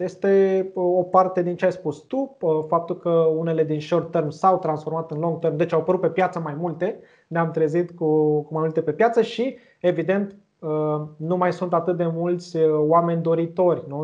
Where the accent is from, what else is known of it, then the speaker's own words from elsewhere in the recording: Romania; noi, ca români